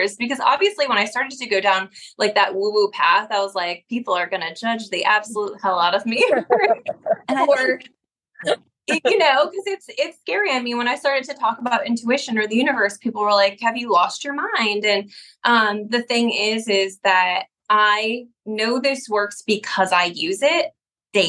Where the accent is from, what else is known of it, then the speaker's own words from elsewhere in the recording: upstate New York, United States; now in the South, United States; I'm from New York